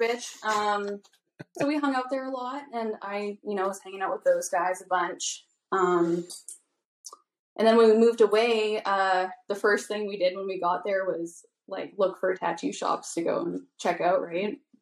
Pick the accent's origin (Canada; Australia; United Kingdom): Canada; Vancouver Island, British Columbia; I'm from Vancouver Island.